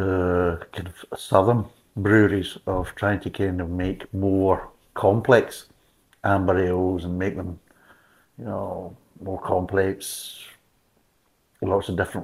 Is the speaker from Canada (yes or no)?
no; United Kingdom; being British